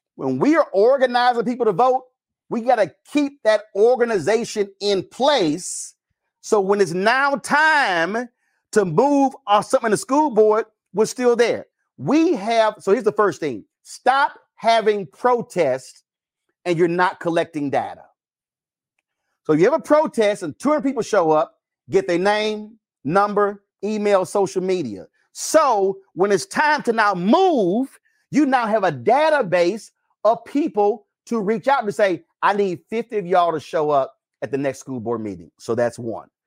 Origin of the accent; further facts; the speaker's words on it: Texas, United States; I'm from Texas